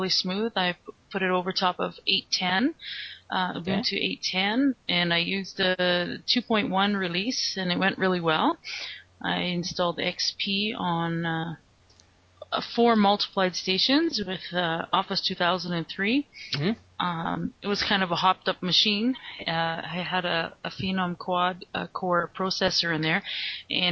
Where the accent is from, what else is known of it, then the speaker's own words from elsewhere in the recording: Calgary, Alberta, Canada; I'm from Calgary, Alberta, Canada, and I work for a Linux-based development company